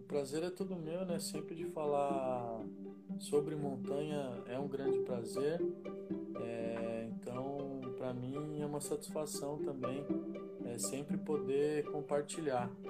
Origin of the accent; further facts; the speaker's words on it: São Paulo, Brazil; also born or lived in Campinas; eu nasci em Campinas, é, vivi em São Paulo a infância, depois voltei a Campinas, né, pra passar à adolescência